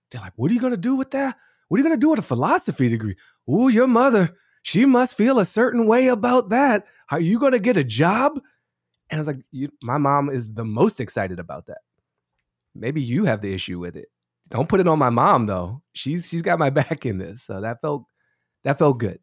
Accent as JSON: {"language": "English", "town": "Washington", "region": "District of Columbia", "country": "United States", "tie": "born or raised there", "said": "I grew up on Newton Street in Mount Pleasant, uh, Columbia Heights, the border of Sixteenth and Newton Street"}